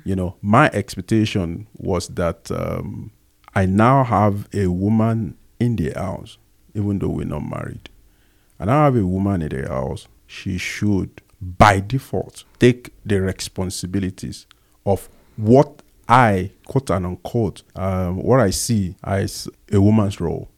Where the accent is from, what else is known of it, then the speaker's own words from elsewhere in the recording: Agege, Lagos, Nigeria; accent: Nigerian; moved away as an adult; now in South Africa; I was born in, um, Lagos Island specifically, and at some point we moved to Agege. So I grew up, uh, in Agege